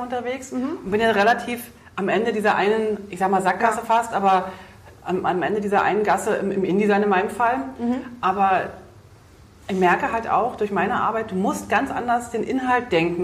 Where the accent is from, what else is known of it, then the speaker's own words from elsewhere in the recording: Berlin, Germany; accent: Berlinerisch; ich bin ja auch Berlinerin